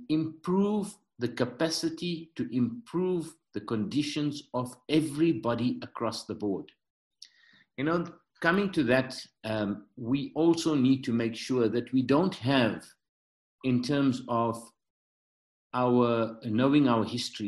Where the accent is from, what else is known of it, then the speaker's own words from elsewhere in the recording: South Africa; I'm third generation South African and my ancestry is Indian.